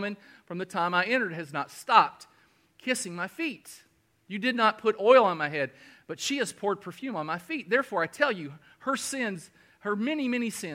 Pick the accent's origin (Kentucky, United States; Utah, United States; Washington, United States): Kentucky, United States; now in South Carolina, United States; I'm from Kentucky and we're all blue bloods